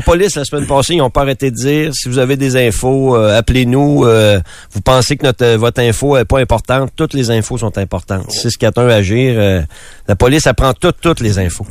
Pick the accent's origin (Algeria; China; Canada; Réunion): Canada; Quebec City, Quebec; proche de chez nous, à Québec